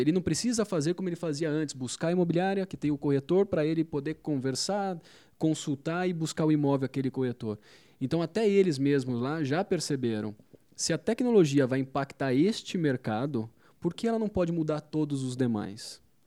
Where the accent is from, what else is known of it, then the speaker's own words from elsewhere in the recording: Campinas, São Paulo, Brazil; eu sou de Campinas, é, morei boa parte da minha vida em Campinas